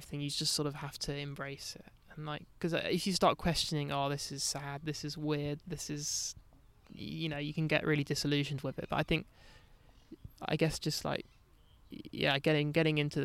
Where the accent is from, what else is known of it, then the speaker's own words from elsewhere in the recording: London, United Kingdom; Not that I'd really like feel English, but like growing up in London